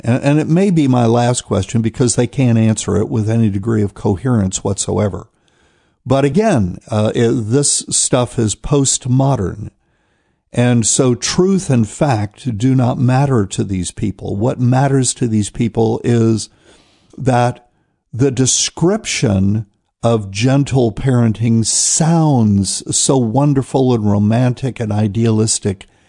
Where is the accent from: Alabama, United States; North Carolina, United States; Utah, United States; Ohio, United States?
North Carolina, United States; New Bern; my hometown of New Bern, North Carolina